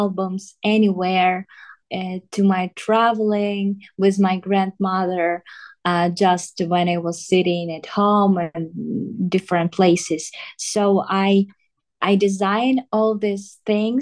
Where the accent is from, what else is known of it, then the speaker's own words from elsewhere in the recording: southern Ukraine, Ukraine; English is a second language; also born or lived in Donetsk; I just went to my home. I'm from south of Ukraine